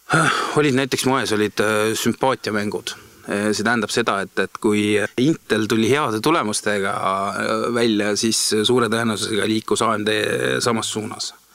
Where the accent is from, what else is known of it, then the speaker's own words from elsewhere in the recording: Viljandi, Viljandi County, Estonia; moved away as an adult; also born or lived in Tallinn; ma olen Viljandist pärit ja peale gümnaasiumi lõpetamist ähm, tulin suure hooga Tallinnasse EBS-i õppima